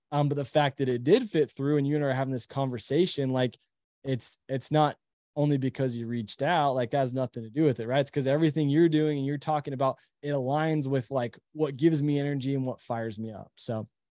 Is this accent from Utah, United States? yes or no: yes; Utah, United States; we live in Utah, we're from Utah